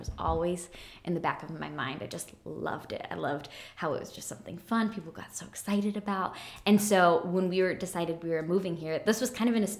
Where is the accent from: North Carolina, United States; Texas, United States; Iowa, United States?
Iowa, United States; also born or lived in Kansas City; now in Des Moines, United States; I'm from Iowa originally.